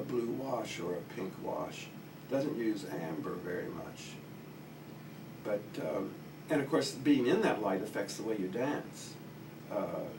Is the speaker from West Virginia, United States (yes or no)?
yes; West Virginia, United States; moved away; also born or lived in New York; I come from Appalachia, from West Virginia, the youngest of 10